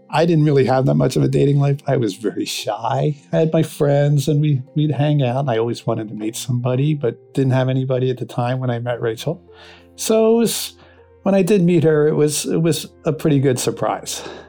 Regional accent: Philadelphia, Pennsylvania, United States; moved away; I'm originally from Philadelphia

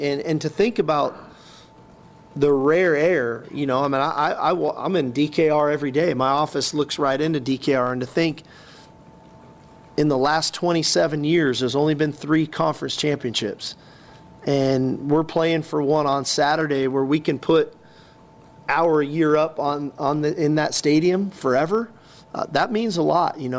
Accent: California, United States; moved away; growing up in California

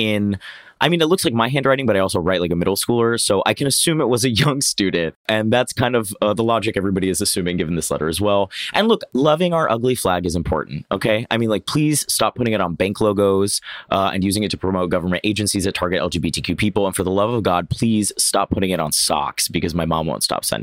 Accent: Oviedo, Florida, United States; moved away; I grew up right outside Orlando in a tiny little town called Oviedo

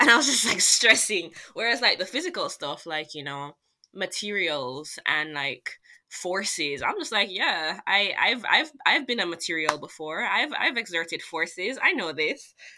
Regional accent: Jamaica; moved away as an adult; now in United States; I'm from Jamaica

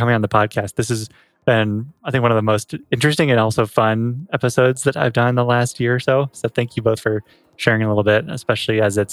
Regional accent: Oregon, United States; now in Omaha, United States; I'm from Oregon and living in Omaha.

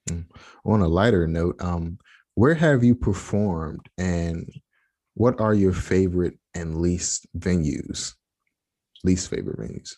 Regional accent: United States; I'm from the States

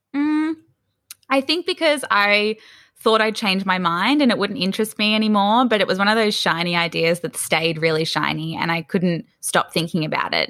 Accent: Sydney, New South Wales, Australia; also born or lived in Melbourne; I was actually born in Melbourne, but my parents moved to Sydney's northern beaches, so quite north. We were in Newport, which is fairly close to Palm Beach. I grew up there um, from about three years old

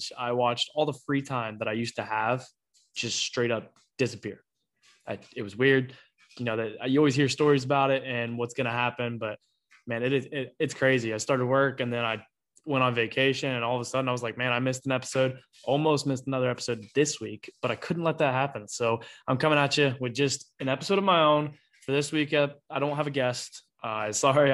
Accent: Petoskey, Ohio, United States; I grew up in Petoskey, Ohio and spent my whole life there

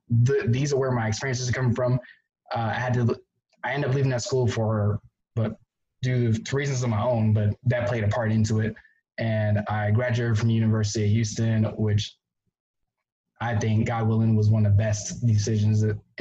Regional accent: Barbados; moved away; I bring a unique perspective because I am from Barbados. So I was not born in America. I'm a first generation college student.

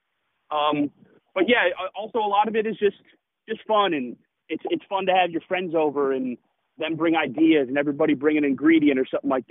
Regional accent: Schaumburg, Illinois, United States; now in Chicago, United States; I grew up in Schaumburg, but when I went to college, I moved down to the city

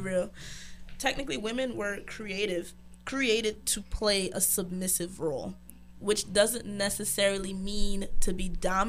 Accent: Brownsville, United States; I am from Brownsville.

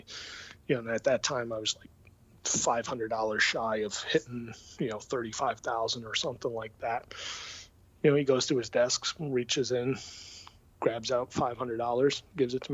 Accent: Connecticut, United States; I grew up in Connecticut and grew up a Mets fan

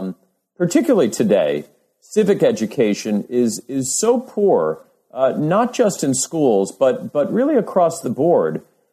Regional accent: New York City, New York, United States; I grew up in New York City, but moved away for, a number of years for graduate school and then for my first academic job.

